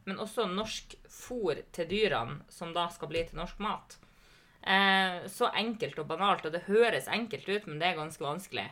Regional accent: Lavangen, Troms, Norway; jeg ble jo engasjert i politikken i heimkommunen min, Lavangen

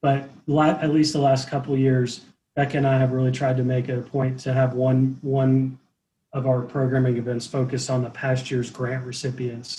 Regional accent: Lexington, Kentucky, United States; moved away as an adult; also born or lived in Atlanta; I grew up in Lexington. I'm from here. I did leave for a little while, but came back

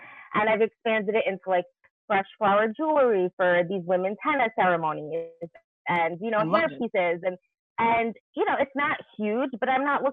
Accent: New York City, New York, United States; I'm from Brooklyn, New York.

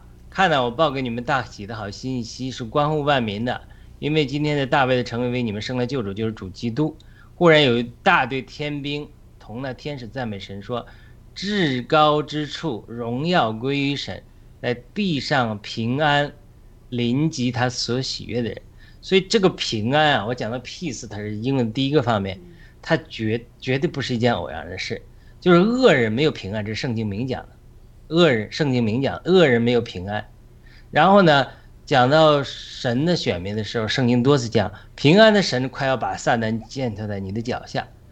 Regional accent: China; moved away; 我们作为中国人的生活经历

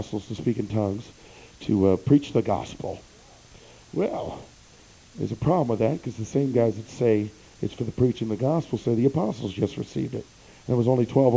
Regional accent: New York, United States; I'm from New York

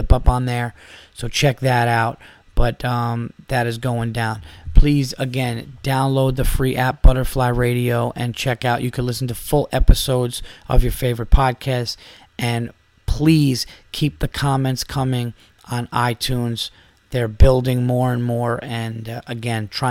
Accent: Westchester County, New York, United States; my home county in Westchester County. You know, I was born in Westchester

